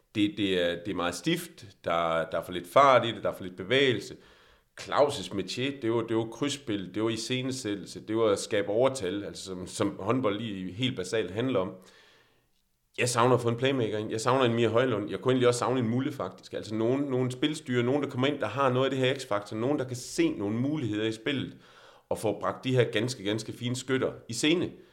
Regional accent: Denmark; vi er også som danskere

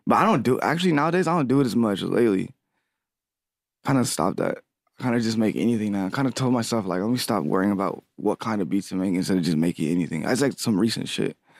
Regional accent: Lancaster, California, United States; now in Los Angeles, United States; I'm from Lancaster, California. Well, I live in L A now. I moved out to Lancaster mostly. I was raised there

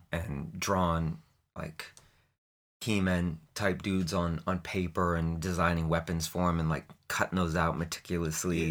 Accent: Portland, Maine, United States; I was born in Portland, Maine in nineteen seventy-seven

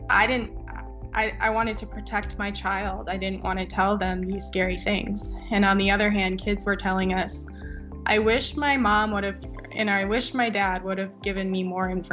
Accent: Eau Claire, Wisconsin, United States; moved away; I grew up in Eau Claire, Wisconsin, and that's where I went to undergrad as well.

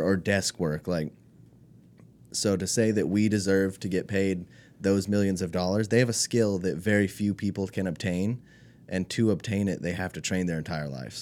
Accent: California, United States; moved away; also born or lived in Alaska / Spain; I'm mostly from California

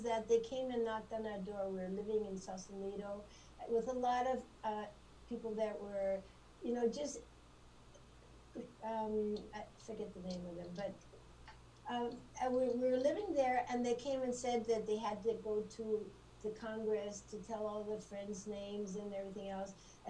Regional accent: Mexico; And that's how I was raised in Mexico in an incredible historical time frame.

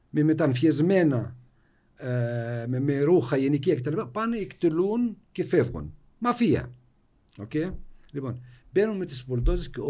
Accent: Jenin, West Bank, Palestine; τι γίνεται στη δυτική όχθη, στην Τζινίν, εγώ είμαι από την Τζινίν.

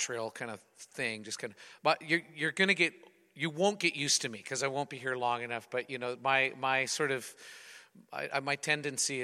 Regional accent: Calgary, Alberta, Canada; as an Albertan, I was born and raised in Calgary.

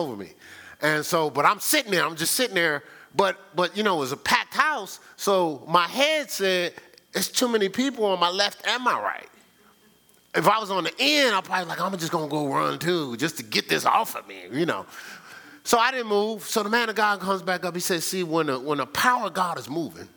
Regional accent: Newark, New Jersey, United States; I'm from Newark

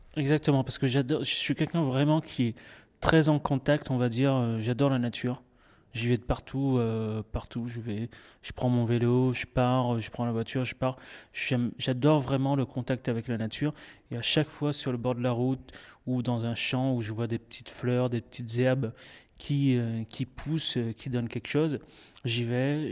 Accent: Réunion; now in Bagnols, France; je suis originaire de l'île de la Réunion, comme vous avez dit, et puis euh, je suis parti de, là-bas. Maintenant, ça fait 14 ans

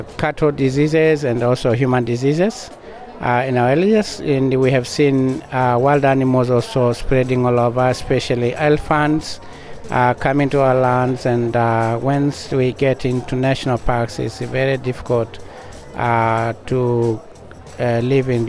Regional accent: Tanzania; I'm from the Parakuyo Maasai pastoralists in Tanzania.

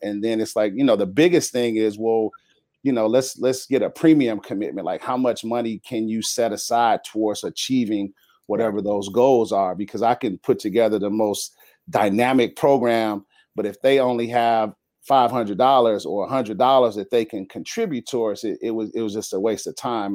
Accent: Chicago, Illinois, United States; moved away as an adult; now in San Diego, United States; born and raised in Chicago

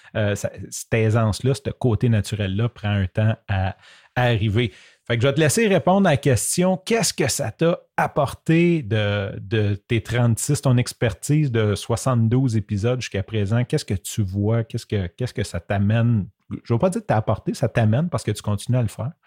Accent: Quebec, Canada; accent: québécois; mon accent québécois

